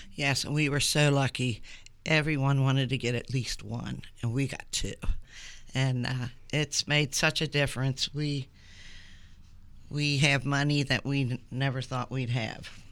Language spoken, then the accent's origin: English; Columbia, United States; I grew up in Madison Place. In fact, I've lived in Columbia just about my whole life.